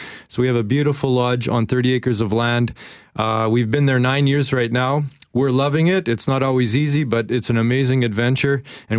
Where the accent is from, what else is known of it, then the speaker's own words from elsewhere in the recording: Winnipeg, Manitoba, Canada; moved away as an adult; now in Africa; we're Winnipeggers, grew up in Winnipeg. Shirley's from Winkler, I'm from Winnipeg.